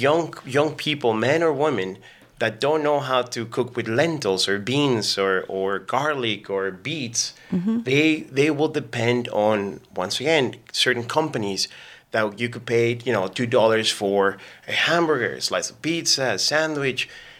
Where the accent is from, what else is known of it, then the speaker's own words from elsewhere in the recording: Mexico; now in Canada; So I'm an immigrant. I came from Mexico about 17, 18 years ago.